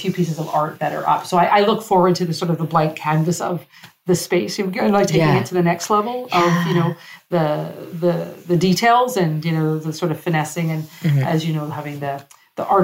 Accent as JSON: {"language": "English", "country": "Canada", "moved": "yes", "lives_now": "Morocco", "said": "my French is pretty much non-existent, sadly, as a Canadian"}